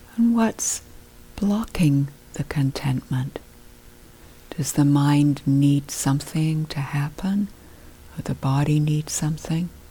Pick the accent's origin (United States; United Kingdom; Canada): United Kingdom; being British, I grew up